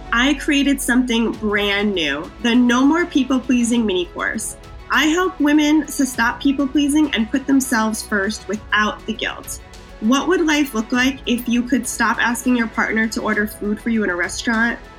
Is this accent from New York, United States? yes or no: yes; Wappingers Falls, New York, United States; now in Queens, New York, United States; I'm originally from Wappingers Falls, New York.